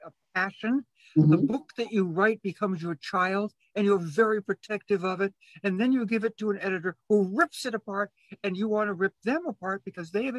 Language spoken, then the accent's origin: English; Boston, Massachusetts, United States; now in Chicago, United States; I'm originally from Boston in Massachusetts